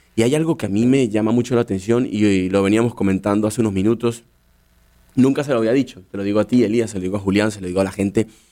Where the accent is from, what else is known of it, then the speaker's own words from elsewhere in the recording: Caracas, Capital District, Venezuela; moved away as an adult; also born or lived in Dublin, Ireland; now in United States; yo nací en Caracas